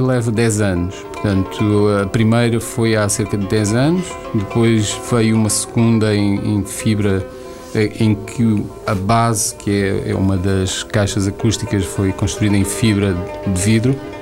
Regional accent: Angola; moved away; also born or lived in Portugal; angolano porque nasci em Angola e vivi em Angola

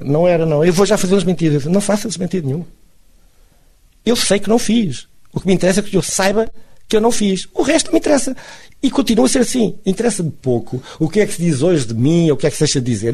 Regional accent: Funchal, Madeira, Portugal; also born or lived in mainland Portugal; now in Funchal, Portugal; sei que nasci na Madeira, que gosto de ter nascido na Madeira

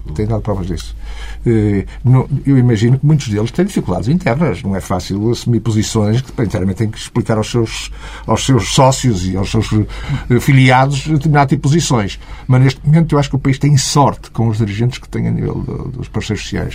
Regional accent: North, Portugal; Eu sou do Norte

